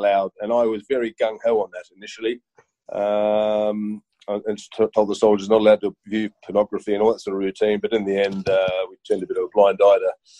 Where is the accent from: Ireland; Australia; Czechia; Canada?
Australia; Sydney, New South Wales; moved away as an adult; I grew up in Sydney